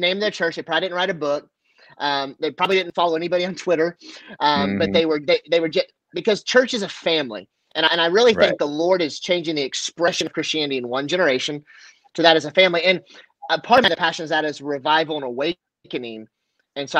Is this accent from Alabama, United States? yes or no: no; Kansas, United States; also born or lived in Denver, Colorado; I was raised by family in Kansas versus I was born in Denver.